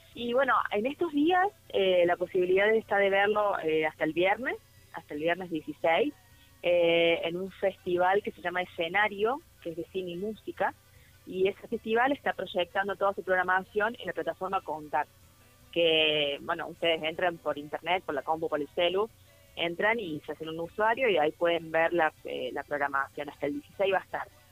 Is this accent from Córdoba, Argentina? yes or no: yes; interior of Córdoba, Argentina; como cordobesa del interior, como soy yo también